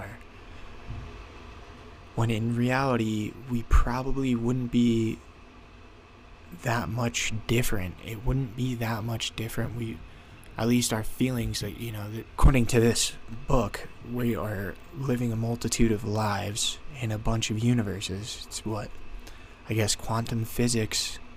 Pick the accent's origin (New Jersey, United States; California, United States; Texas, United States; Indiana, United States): New Jersey, United States; moved away as an adult; now in Colorado, United States; I'm from New Jersey.